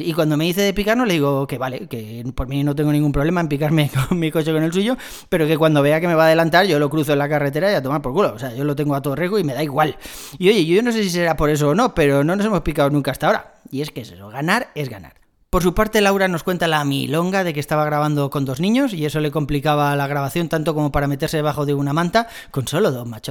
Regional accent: Madrid, Community of Madrid, Spain; soy de Madrid

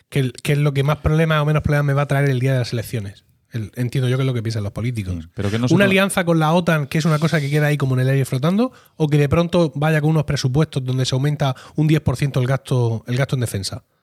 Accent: Spain; Porque como, española

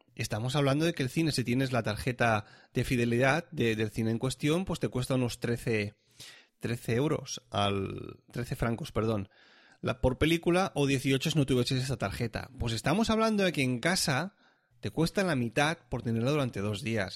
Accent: Catalonia, Spain; now in Switzerland; yo ya, ya nací en Cataluña

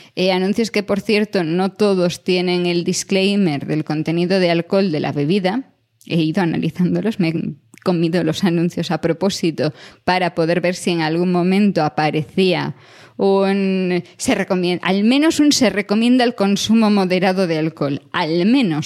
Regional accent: a village near Santiago, Galicia, Spain; en mi pueblo, pero yo ya me tenía que ir a Santiago para ir a un McDonald's y el primero abrió, tendría yo yo creo que unos ocho años

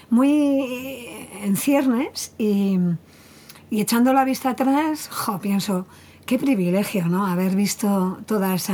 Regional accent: Basque Country, Spain; somos, que somos vascos

